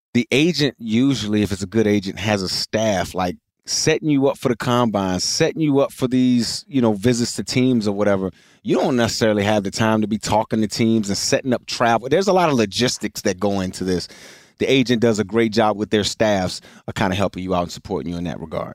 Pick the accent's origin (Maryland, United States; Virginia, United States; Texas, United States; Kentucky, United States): Virginia, United States; Richmond; I grew up in Richmond, Virginia